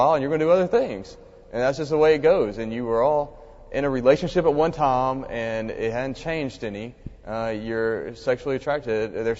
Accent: Mississippi, United States; I was from Mississippi

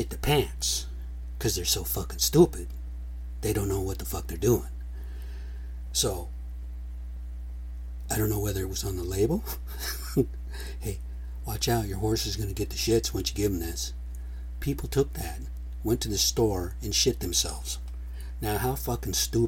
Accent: United States; we're American Indian

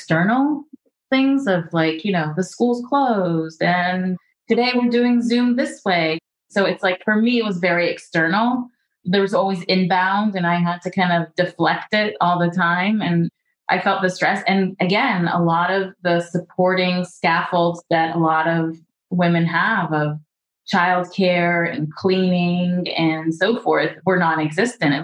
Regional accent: United States; being American and being in America

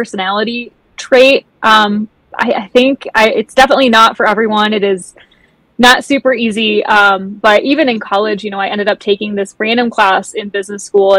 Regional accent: Michigan, United States; also born or lived in Costa Rica / Tahoe, California / Ventura, California; now in California, United States; originally, I'm actually from Michigan. I do live in California now

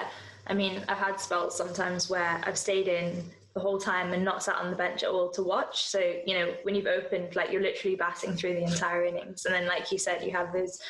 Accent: Hong Kong; also born or lived in India (ancestry); now in London, United Kingdom; I'm Indian by descent, even though we grew up in Hong Kong

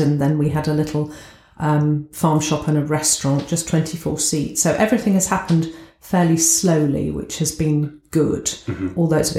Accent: southern England, United Kingdom; accent: posh; moved away as an adult; now in Scunthorpe, United Kingdom; I'm brought up down south, as you can tell from my accent, everyone calls me posh

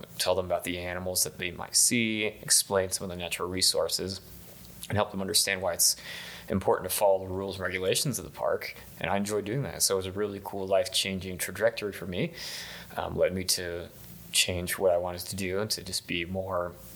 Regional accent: Colorado Plateau, United States; growing up in the Colorado Plateau and working in the Colorado Plateau

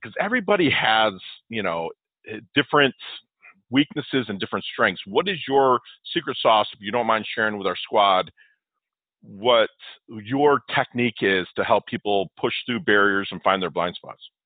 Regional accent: Michigan, United States; I'm from the Mitten, aka Michigan

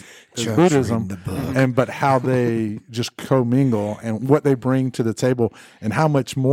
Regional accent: Georgia, United States; also born or lived in Massachusetts; And the reason why I ask that is I'm from Georgia.

